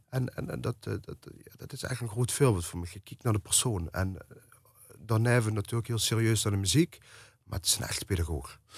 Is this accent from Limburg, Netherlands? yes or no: yes; Eijsden, Limburg, Netherlands; ik ben natuurlijk opgegroeid in IJsden het, het, het dorp hoe Bronk eh, leeft en processie leeft.